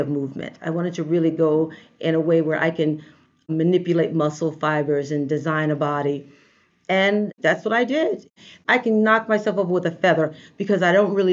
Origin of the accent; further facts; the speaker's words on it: New York City, New York, United States; I am definitely a native New Yorker. I grew up in Brooklyn